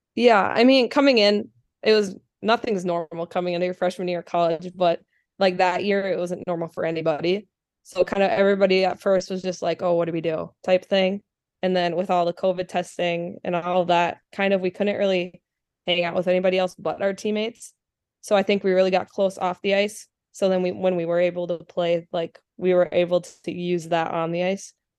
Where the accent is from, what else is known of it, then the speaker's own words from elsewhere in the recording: Anoka, Minnesota, United States; also born or lived in Andover, Minnesota; I live in Andover, but I grew up in the Anoka community